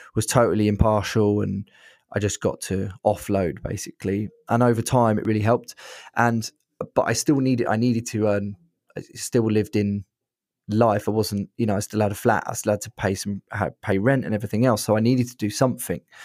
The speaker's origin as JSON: {"language": "English", "town": "Brighton", "region": "South East England", "country": "United Kingdom", "said": "I'm from Brighton"}